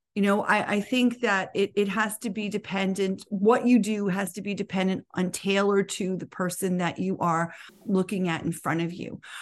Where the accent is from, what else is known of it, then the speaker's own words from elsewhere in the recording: New York City, New York, United States; I was Born and educated in New York City